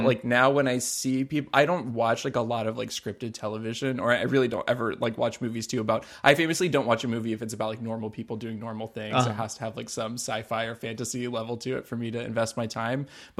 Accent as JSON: {"language": "English", "town": "Southport", "region": "North Carolina", "country": "United States", "tie": "born or raised there", "said": "I literally can just point to my hometown on any map ever."}